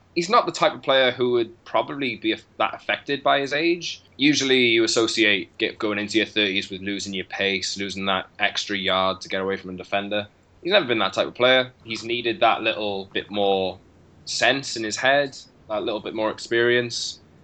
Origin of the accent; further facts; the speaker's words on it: Wales, United Kingdom; a Welshman, as all the people in Wales are